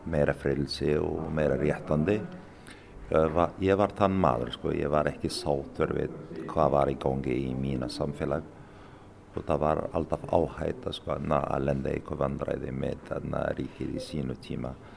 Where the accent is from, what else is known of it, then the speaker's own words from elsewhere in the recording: Morocco; Icelandic is a second language; now in Akureyri, Iceland; Ég fæst í Marokko